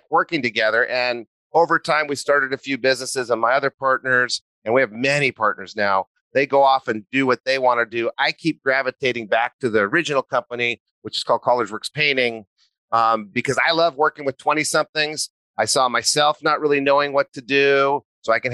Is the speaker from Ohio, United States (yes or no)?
no; New Mexico, United States; moved away as an adult; also born or lived in Santa Barbara, California; I grew up in New Mexico.